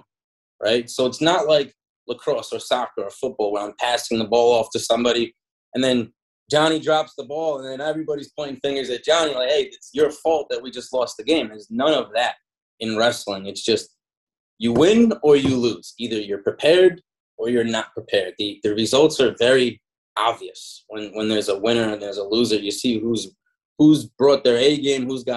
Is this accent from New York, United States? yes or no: yes; Long Island, New York, United States; growing up in Long Island, it's a huge melting pot.